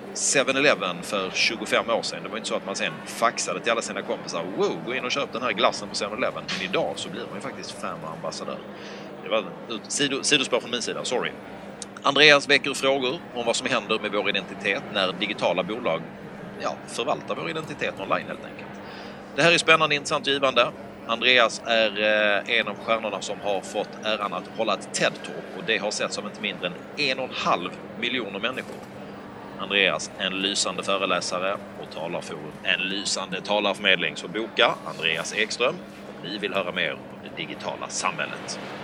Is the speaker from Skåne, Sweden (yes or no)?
yes; Skåne, Sweden; accent: Scanian (skånska); moved away; Jag pratar ju skånska